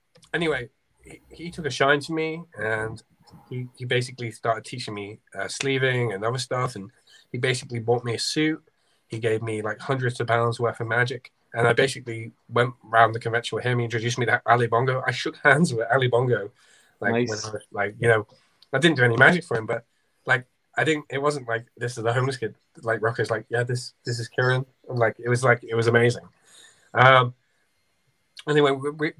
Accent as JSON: {"language": "English", "town": "Southport", "region": "North West England", "country": "United Kingdom", "tie": "born or raised there", "said": "it happened to be in my hometown"}